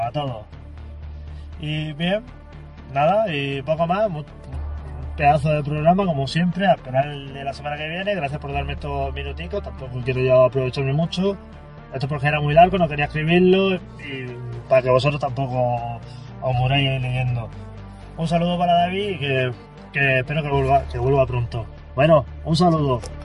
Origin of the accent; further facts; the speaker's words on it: Cartagena, Region of Murcia, Spain; Yo soy de Cartagena también, vivo en la zona de Barrio Peral